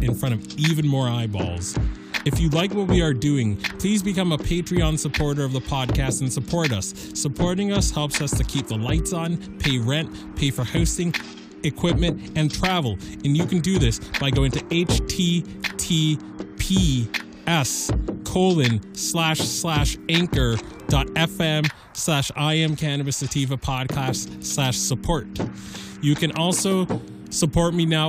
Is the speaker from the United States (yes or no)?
yes; Montana, United States; in my home state